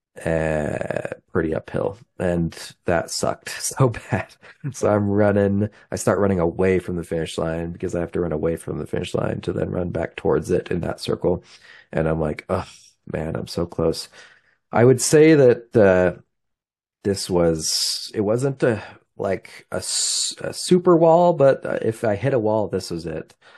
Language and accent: English; Highland, Utah, United States; now in Logan, United States; I'm from Highland, Utah. but I live near Logan, Utah today.